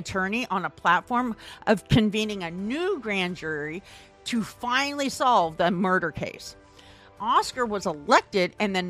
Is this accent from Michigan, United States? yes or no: no; Storm Lake, Iowa, United States; out of my hometown, Storm Lake